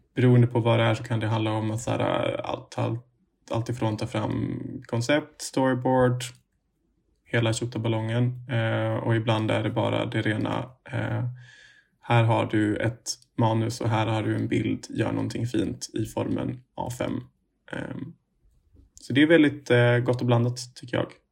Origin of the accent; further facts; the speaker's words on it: Umeå, Västerbotten County, Sweden; moved away as an adult; now in Stockholm, Sweden; jag kommer egentligen från eh, Umeå